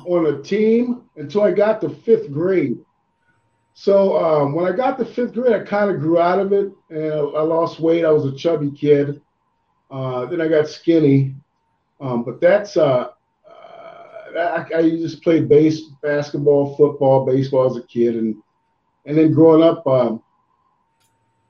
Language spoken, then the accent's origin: English; Ohio, United States; moved away as an adult; also born or lived in Boston, Massachusetts; I was born in Boston, and as a younger, we moved to Ohio